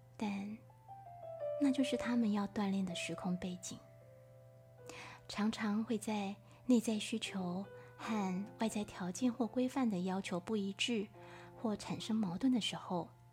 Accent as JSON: {"language": "Chinese", "country": "Taiwan", "also_born_or_lived": "France", "moved": "as an adult", "said": "我们来自台湾"}